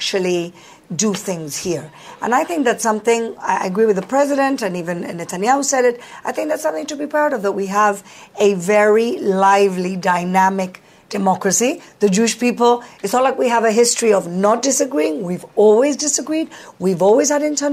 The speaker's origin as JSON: {"language": "English", "country": "Gibraltar", "moved": "yes", "lives_now": "Jerusalem, Israel", "said": "I'm from Gibraltar"}